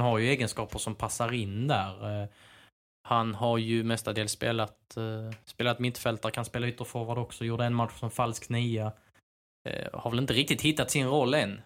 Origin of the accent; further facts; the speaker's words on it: Skåne, Sweden; Jag är ju, jag är ju skåning